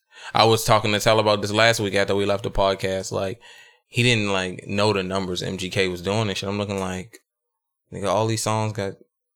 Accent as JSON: {"language": "English", "town": "Baltimore", "region": "Maryland", "country": "United States", "tie": "born or raised there", "said": "I, in fact, lived in Baltimore City my whole fucking life."}